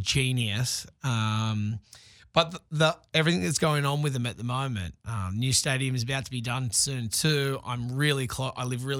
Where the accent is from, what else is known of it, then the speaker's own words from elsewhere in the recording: Sydney, New South Wales, Australia; now in Los Angeles, United States; because I came directly from Sydney and landed myself here in...